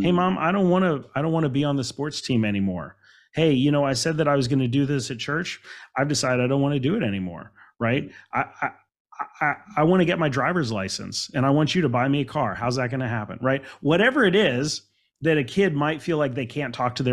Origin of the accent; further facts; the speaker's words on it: Alexandria, Virginia, United States; I grew up in Alexandria, Virginia